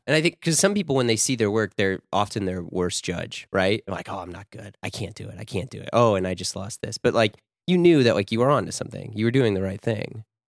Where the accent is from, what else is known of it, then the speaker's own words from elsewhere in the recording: Florissant, Missouri, United States; also born or lived in Baldwin, Missouri; I grew up in Ferguson, Florissant